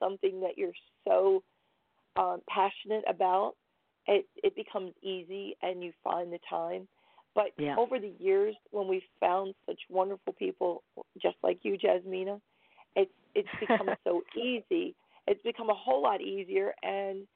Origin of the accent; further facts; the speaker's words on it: Shenandoah Valley, Virginia, United States; accent: Virginia; moved away as an adult; also born or lived in Connecticut; now in Minnesota, United States; I am originally from Virginia, and that's the accent that you will hear. I grew up in the Shenandoah Valley